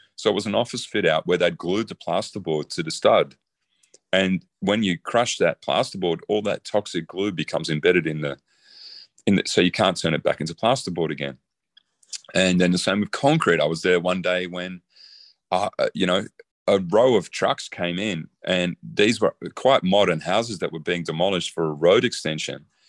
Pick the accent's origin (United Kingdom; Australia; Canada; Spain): Australia; I'm Australian.